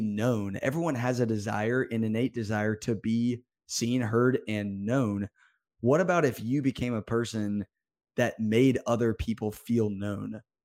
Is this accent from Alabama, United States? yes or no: yes; Birmingham, Alabama, United States; I am from Birmingham, Alabama.